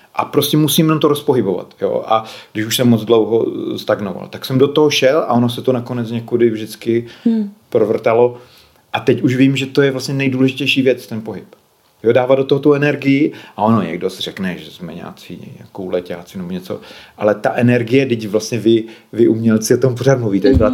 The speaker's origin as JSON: {"language": "Czech", "region": "Moravia", "country": "Czechia", "also_born_or_lived": "Bohemia", "moved": "as an adult", "said": "jsem odešel eh, z Moravy byl jsem na vojně"}